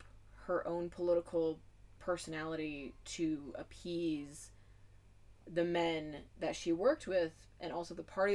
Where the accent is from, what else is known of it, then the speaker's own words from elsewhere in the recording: United States; I'm obviously from the States